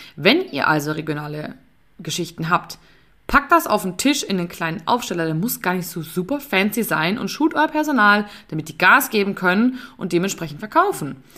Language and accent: German; Bavaria, Germany; bei uns in Bayern